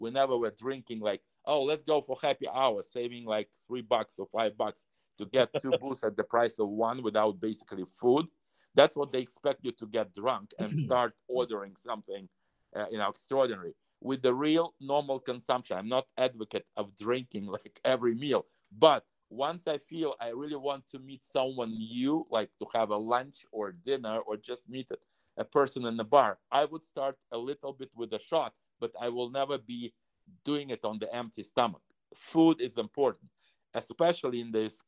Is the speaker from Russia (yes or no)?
yes; Russia; first language Russian; English is a second language; Russian language, and that's my native language. That's where I was born, 1956